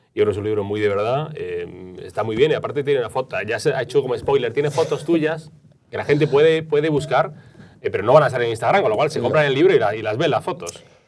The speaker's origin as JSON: {"language": "Spanish", "town": "Granada", "region": "Andalusia", "country": "Spain", "moved": "yes", "lives_now": "Madrid, Spain", "said": "yo soy andaluz, yo soy de Granada y no volvería a vivir en Granada"}